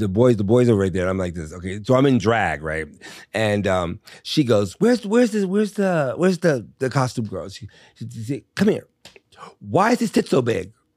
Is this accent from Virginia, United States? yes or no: yes; Richmond, Virginia, United States; moved away; also born or lived in Miami / New York; I had a great life growing up in Virginia